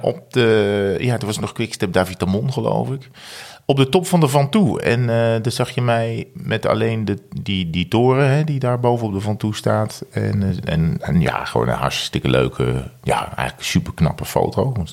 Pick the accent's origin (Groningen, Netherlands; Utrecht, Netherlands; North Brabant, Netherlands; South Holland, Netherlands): North Brabant, Netherlands; moved away; Ik kwam natuurlijk ook uit Brabant